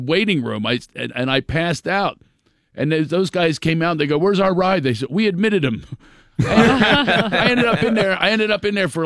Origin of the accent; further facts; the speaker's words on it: Philadelphia, Pennsylvania, United States; moved away as an adult; now in Los Angeles, United States; I'm from Philadelphia